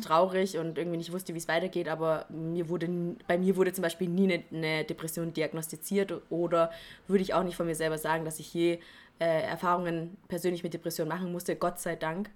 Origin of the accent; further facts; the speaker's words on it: Hohenlohe, Baden-Württemberg, Germany; ich komme ja eigentlich aus Hohenlohe und nicht aus dem Schwabenland. Und das ist zwischen Schwaben und Franken.